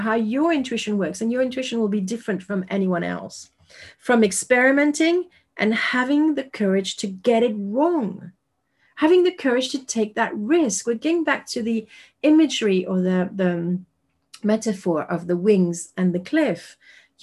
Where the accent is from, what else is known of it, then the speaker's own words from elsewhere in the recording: France; English is a second language; I am French and I'm speaking English to you right now